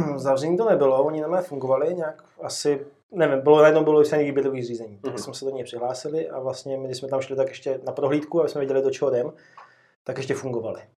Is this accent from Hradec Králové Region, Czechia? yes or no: yes; Libáň, Hradec Králové Region, Czechia; also born or lived in Jičín; pocházím z Libáně, což je kousek odsaď, takový krásný městečko. Uh-huh. Tam jsem vlastně prakticky vydůstal